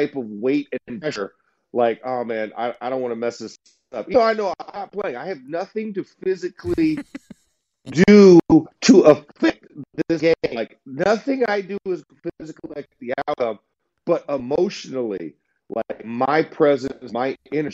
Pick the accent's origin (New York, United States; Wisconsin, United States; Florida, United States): Florida, United States; Orlando; I'm from Orlando, Florida